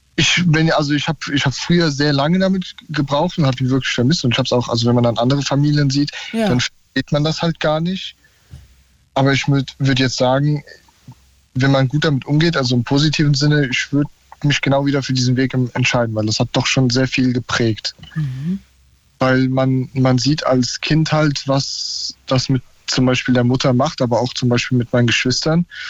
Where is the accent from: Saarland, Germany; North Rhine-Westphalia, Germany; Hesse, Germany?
Hesse, Germany; ich komme aus Hessen